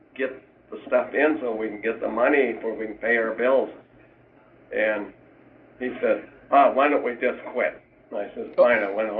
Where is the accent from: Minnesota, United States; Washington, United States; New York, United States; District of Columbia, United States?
Minnesota, United States; Hugo; We were born and raised in Hugo